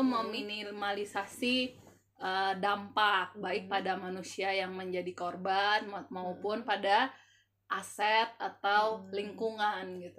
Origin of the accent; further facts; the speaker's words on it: Batu Sangkar, West Sumatra, Indonesia; Aku asalnya itu dari Batu Sangkar kalau kamu